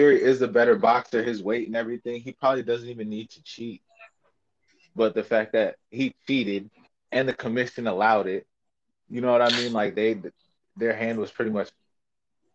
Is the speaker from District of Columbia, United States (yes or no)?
no; Chicago, Illinois, United States; I'm from Chicago. I'm in the United States. I was a Bulls fan